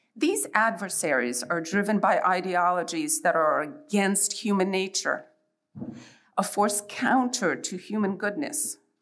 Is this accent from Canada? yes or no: no; Poland; now in United States; I was born in Poland and I lived under imposed communist rule